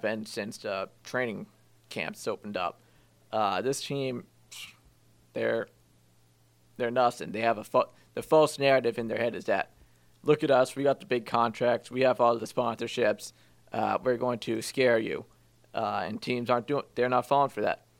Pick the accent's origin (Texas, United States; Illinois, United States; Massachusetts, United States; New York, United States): Massachusetts, United States; Wilmington; my hometown